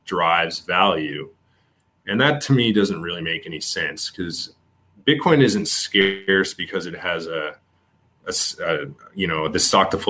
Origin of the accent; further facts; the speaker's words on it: Canada; I'm Canadian